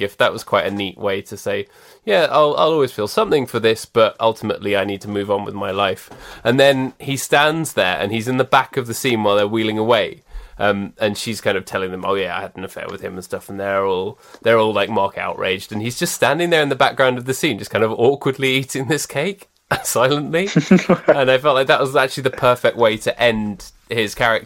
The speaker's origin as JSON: {"language": "English", "country": "United Kingdom", "said": "as British people"}